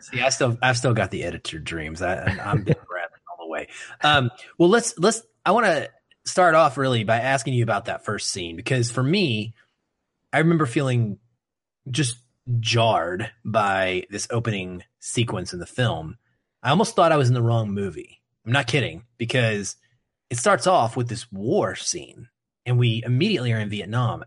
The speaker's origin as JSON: {"language": "English", "country": "United States"}